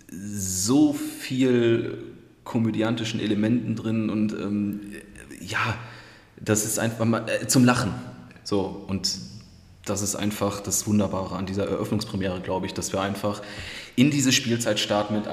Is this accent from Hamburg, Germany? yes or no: no; Krefeld, North Rhine-Westphalia, Germany; also born or lived in Düsseldorf; Also in Düsseldorf geboren, in Krefeld aufgewachsen und genau.